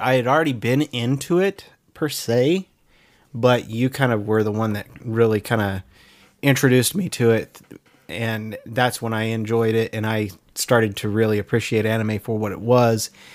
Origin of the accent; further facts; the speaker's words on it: California, United States; it's my home state